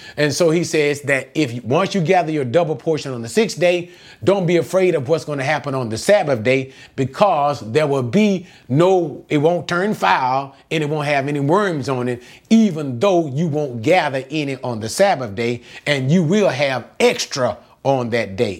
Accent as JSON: {"language": "English", "country": "United States", "said": "I am an American"}